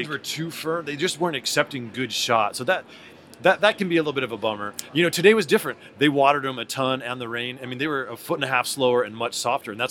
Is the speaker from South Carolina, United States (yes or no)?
no; California, United States; I'm from California.